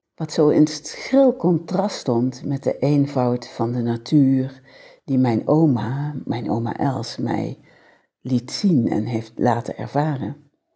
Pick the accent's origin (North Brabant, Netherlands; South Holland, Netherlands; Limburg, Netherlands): Limburg, Netherlands; a village in; accent: soft G (Limburg); 55 jaar geleden werd ik als babytje geboren. In een huis, 201 kap, in een, en misschien hoor je het nog wel een beetje aan mijn zachte G, een Limburgs dorp